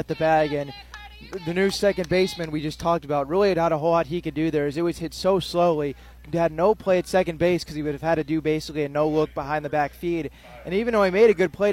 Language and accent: English; Illinois, United States; I am also from Illinois